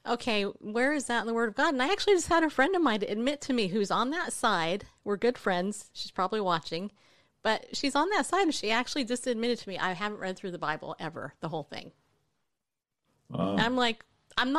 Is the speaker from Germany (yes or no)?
no; Southern California, United States; moved away as an adult; now in Tennessee, United States; I grew up in Southern California.